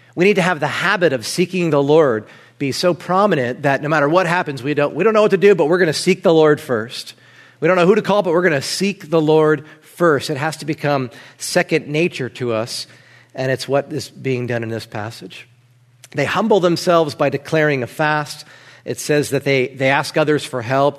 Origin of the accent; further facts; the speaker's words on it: New Jersey, United States; moved away; I'm from Jersey